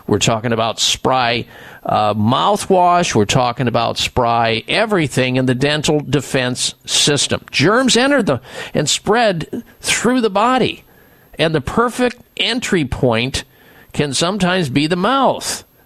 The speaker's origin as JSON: {"language": "English", "region": "Midwest", "country": "United States", "tie": "born or raised there", "said": "growing up in the Midwest"}